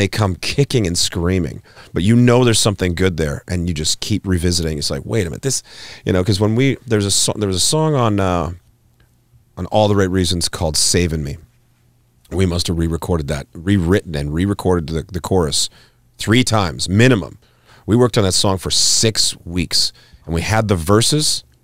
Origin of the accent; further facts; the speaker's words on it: Hanna, Alberta, Canada; growing up in Hannah, and this is where I went to school